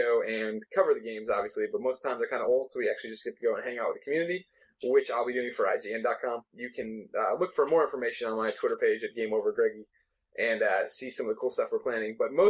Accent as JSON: {"language": "English", "region": "Midwest", "country": "United States", "tie": "born or raised there", "said": "I was raised in the Midwest."}